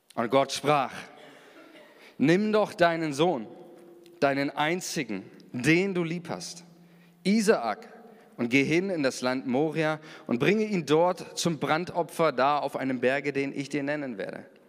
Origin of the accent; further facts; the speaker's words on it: Germany; wir sind Deutsche